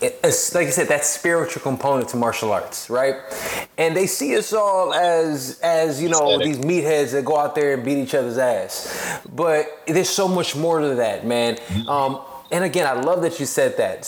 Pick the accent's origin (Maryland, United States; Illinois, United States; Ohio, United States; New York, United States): Illinois, United States; Chicago; now in Los Angeles, United States; I'm in LA now. I'm from Chicago myself